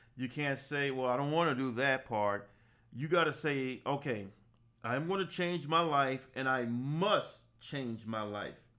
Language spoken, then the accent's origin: English; Savannah, Georgia, United States; also born or lived in Atlanta, Georgia; I grew up in Savannah, Georgia. I went to high school there, graduated college there, worked there, left at the age of 23